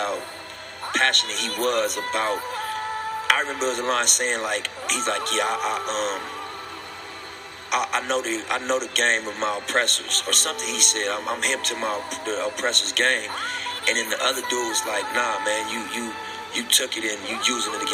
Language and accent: English; Los Angeles, California, United States; my dad is from Africa, but I was raised in South Central